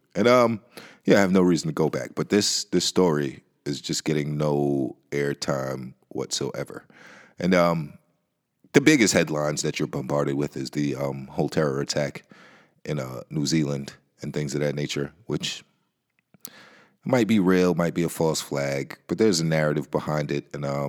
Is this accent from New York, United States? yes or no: no; Nebraska, United States; born there; just understand that I was born in Nebraska. So I've never been back.